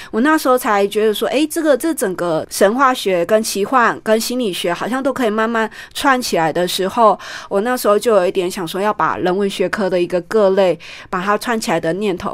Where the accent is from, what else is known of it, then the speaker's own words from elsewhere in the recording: Taichung, Taiwan; moved away as an adult; 二零一六年我因为回到我们台中老家